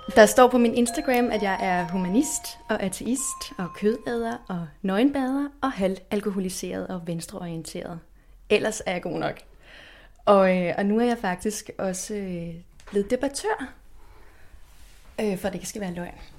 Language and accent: Danish; Denmark; Vi danskere